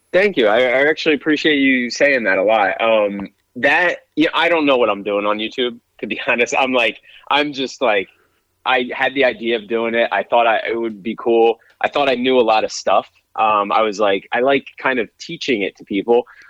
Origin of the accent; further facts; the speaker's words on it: Pennsylvania, United States; moved away; I grew up in Pennsylvania